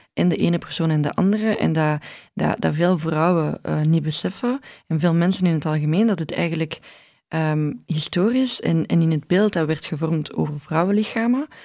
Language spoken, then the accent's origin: Dutch; Brussels, Brussels-Capital Region, Belgium; ik ben Brusselse